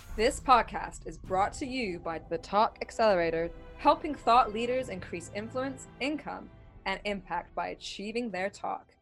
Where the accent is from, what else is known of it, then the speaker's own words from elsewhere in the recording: Montreal, Quebec, Canada; accent: New York twang; also born or lived in upstate New York; I'm from Montreal and I was born and grew up here, although I spent my summers in upstate New York